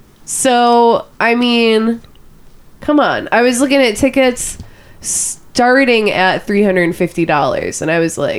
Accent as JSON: {"language": "English", "town": "Wyandotte", "country": "United States", "said": "Where are you from? I'm from Wyandotte. I bet that's going to be the thing that a lot of people say there."}